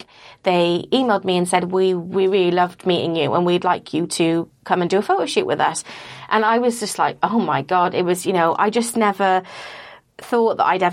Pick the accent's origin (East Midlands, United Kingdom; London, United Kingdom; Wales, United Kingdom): Wales, United Kingdom; I grew up in Wales